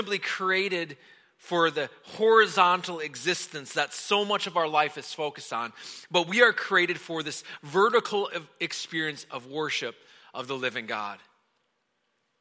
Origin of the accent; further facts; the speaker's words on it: Wisconsin, United States; moved away; I grew up in Wisconsin